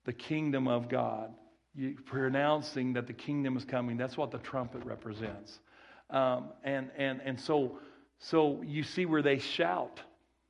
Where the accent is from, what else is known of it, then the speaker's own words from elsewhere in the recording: Kirbyville, Missouri, United States; accent: country boy; also born or lived in Branson, Missouri; my Kirbyville... where I was raised, my elementary school, my little accent, my little country boy accent